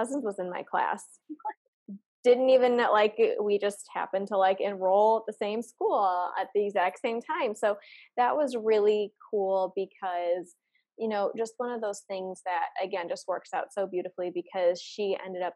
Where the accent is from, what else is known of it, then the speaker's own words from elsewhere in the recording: St. Louis, Missouri, United States; I'm from St. Louis, Missouri